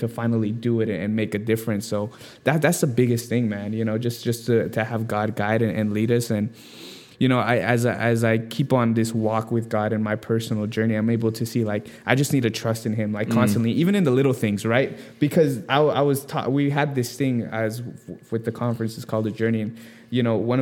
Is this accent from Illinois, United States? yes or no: no; Simi Valley, California, United States; moved away as an adult; also born or lived in Newbury Park; now in San Diego, United States; I grew up in Simi Valley, and I went to school in Newberry Park.